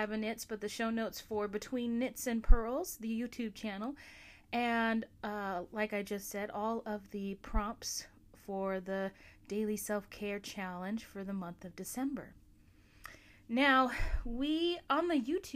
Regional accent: Alaska, United States; my home state of Alaska

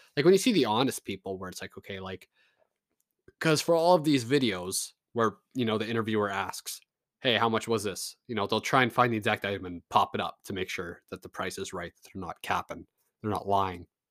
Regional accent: Canada; I'm a Canadian

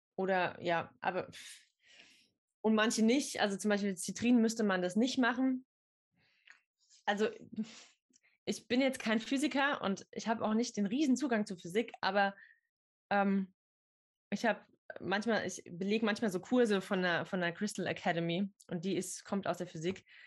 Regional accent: near Idar-Oberstein, Rhineland-Palatinate, Germany; ich komme aus der Nähe von Ida Oberstein

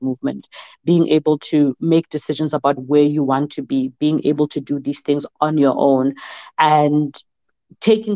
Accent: South Africa; moved away as an adult; also born or lived in Denmark

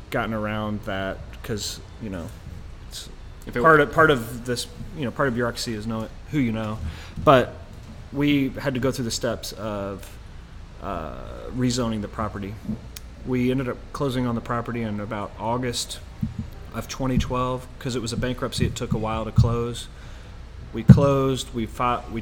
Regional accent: Louisville, Kentucky, United States; we're from the Louisville area

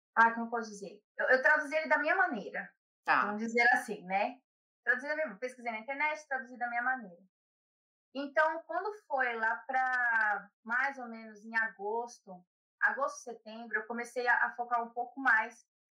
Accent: São Paulo, Brazil; accent: São Paulo; moved away as an adult; now in Ireland; Eu sou de São Paulo, capital. Nasci e cresci em São Paulo.

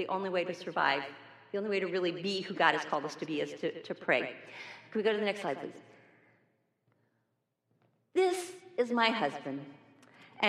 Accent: New York, United States; moved away; I'm also originally from New York

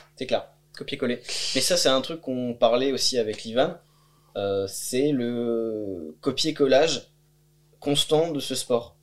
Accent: France; moved away as an adult; also born or lived in Bulgaria; je suis parti de France

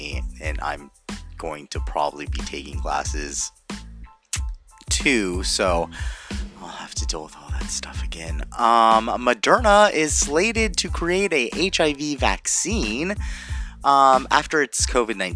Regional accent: Anaheim, California, United States; I'm from Anaheim

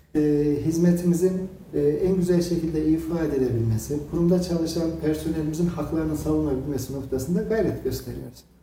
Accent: Kayseri, Kayseri Province, Turkey; aslen Ürgüplüyüm ama doğma büyüme Kayserliyim

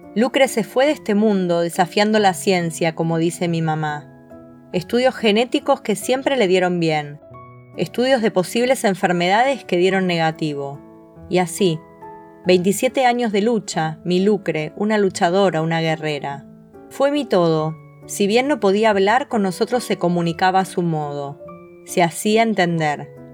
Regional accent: Godeken, Santa Fe, Argentina; moved away as an adult; now in Rosario, Argentina; Nosotros somos de un pueblo muy pequeño que se llama Godeken, en el sur de Santa Fe, a 150 kilómetros de Rosario, ciudad donde yo vivo hace tiempo, desde el 2003, que me vine a estudiar licenciatura en comunicación social y acá me quedé

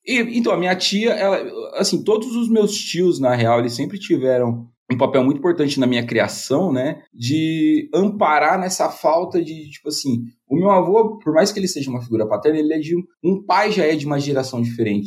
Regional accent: Mirassol, São Paulo, Brazil; accent: caipira; also born or lived in São Bernardo do Campo; Eu sou um orgulhoso membro daquela terra chamada Mirassol.

